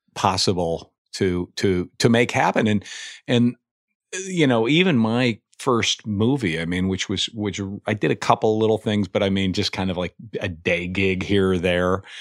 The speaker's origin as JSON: {"language": "English", "region": "Indiana", "country": "United States", "moved": "yes", "said": "I'm from Indiana originally."}